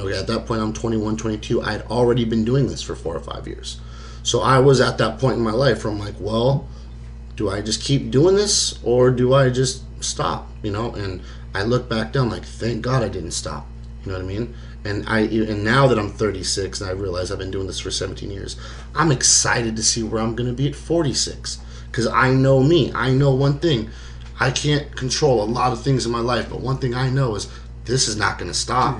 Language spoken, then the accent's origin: English; Alaska, United States; the minute I tell you that I'm a rapper from Alaska, you automatically just disqualify me.